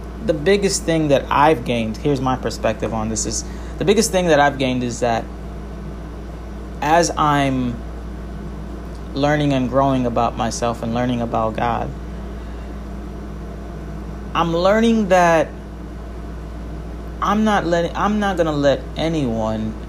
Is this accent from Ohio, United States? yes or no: no; New York City, New York, United States; as a New Yorker